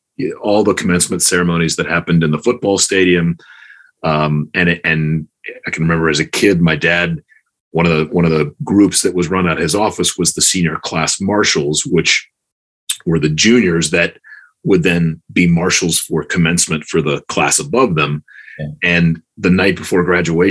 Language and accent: English; Chapel Hill, North Carolina, United States; I grew up in Chapel Hill, North Carolina, back when Chapel Hill was a one high school town